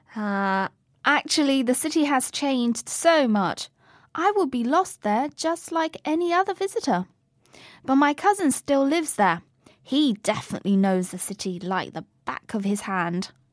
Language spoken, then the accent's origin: English; Chengdu, Sichuan, China; moved away; Tendu is my hometown. I grew up there.